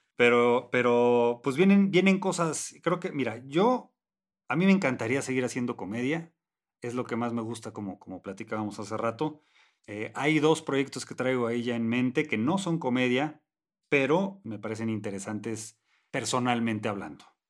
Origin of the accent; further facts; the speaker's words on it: Tijuana, Baja California, Mexico; moved away; si me hubiera quedado en Tijuana